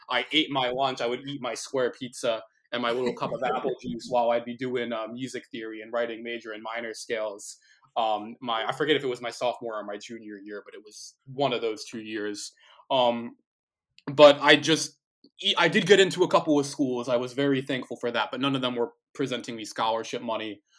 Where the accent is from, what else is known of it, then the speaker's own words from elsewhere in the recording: New Jersey, United States; I've lived in New Jersey all my life. I grew up in New Jersey.